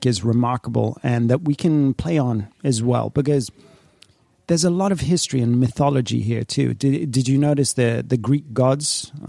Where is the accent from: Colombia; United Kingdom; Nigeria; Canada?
United Kingdom; England; also born or lived in Paris, France; I grew up in England and in France, in Paris, and there are certain structures there that I've seen books in Oxford that are older than the United States.